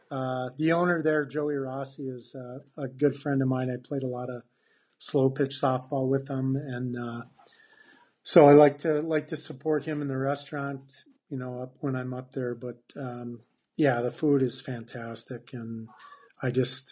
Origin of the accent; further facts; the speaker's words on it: Hancock, Michigan, United States; moved away as an adult; now in Traverse City, United States; I was at Hancock